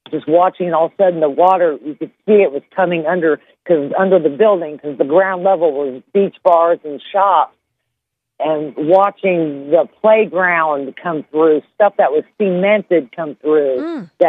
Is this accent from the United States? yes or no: yes; Louisiana, United States; I've caught tail ends, the outer bands of hurricanes before I come here from Louisiana.